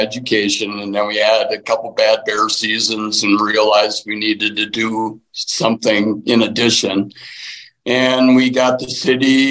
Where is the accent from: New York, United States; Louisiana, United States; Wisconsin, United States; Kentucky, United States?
Wisconsin, United States; moved away as an adult; now in Colorado, United States; I'm from Wisconsin